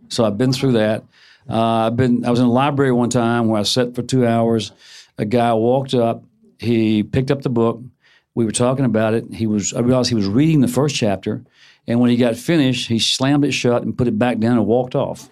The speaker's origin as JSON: {"language": "English", "area": "suburb of Memphis", "region": "Tennessee", "country": "United States", "tie": "born or raised there", "said": "in my hometown, it was a suburb of Memphis."}